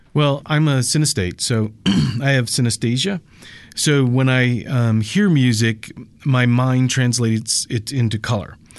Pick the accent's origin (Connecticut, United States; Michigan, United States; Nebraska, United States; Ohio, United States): Connecticut, United States; moved away as an adult; also born or lived in Los Angeles; now in Denver, United States; I grew up in in Connecticut